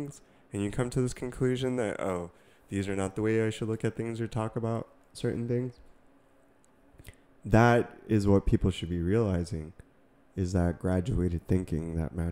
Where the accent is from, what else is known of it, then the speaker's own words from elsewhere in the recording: Massachusetts, United States; now in California, United States; I grew up in Massachusetts, like, you know, people were talking a certain way. You know, and then even California, like where we live